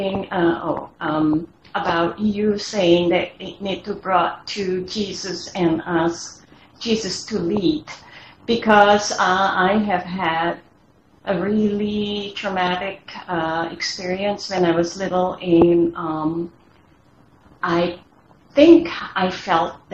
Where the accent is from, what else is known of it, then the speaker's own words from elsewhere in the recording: Indonesia; moved away; I grew up in Indonesia and we believe in supernatural